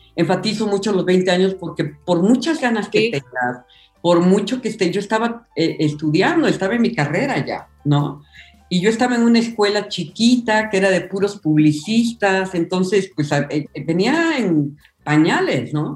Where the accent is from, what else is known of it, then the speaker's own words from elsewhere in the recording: Oaxaca, Mexico; Yo soy de Oaxaca y los oaxaqueños somos medios obsesivos con nuestros sabores